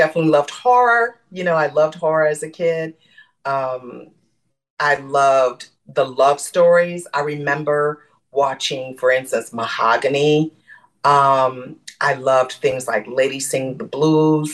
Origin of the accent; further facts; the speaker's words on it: Michigan, United States; I'm from Michigan.